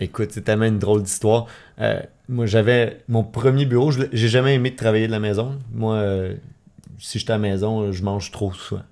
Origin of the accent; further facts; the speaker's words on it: Laval, Quebec, Canada; now in Montreal, Canada; je viens de Laval, je suis né à Laval, puis euh, maintenant je vis à Montréal